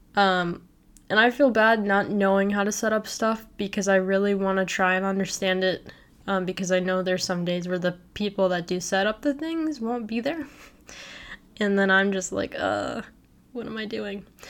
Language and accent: English; Naperville, Illinois, United States; moved away as an adult; now in Lincoln, Nebraska, United States; I come from Naperville, Illinois